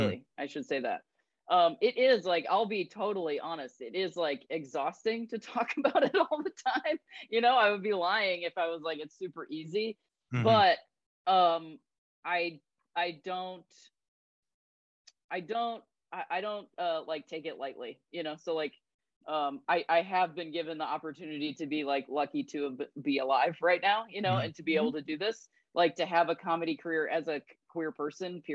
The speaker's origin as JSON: {"language": "English", "town": "Akron", "region": "Ohio", "country": "United States", "tie": "born or raised there", "said": "I'm from Akron. I'm not from, you know, like Beverly Hills or whatever. Like I grew up in the lakes and like the woods and all that stuff. Like it's not that different from most people in Ohio"}